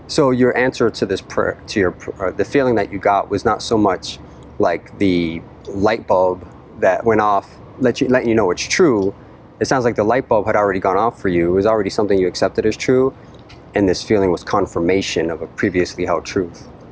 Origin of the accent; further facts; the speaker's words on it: Boston, Massachusetts, United States; moved away; I'm originally from Boston, the Boston area.